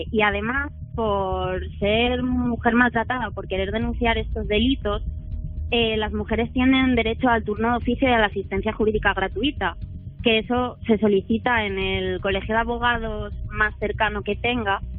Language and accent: Spanish; Asturias, Spain; soy de Asturias también.